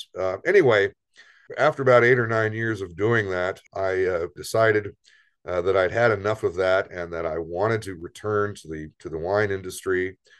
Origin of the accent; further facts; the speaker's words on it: Central Coast of California, United States; moved away as an adult; also born or lived in Napa Valley / Santa Barbara / Minnesota; I was raised in the Central Coast of California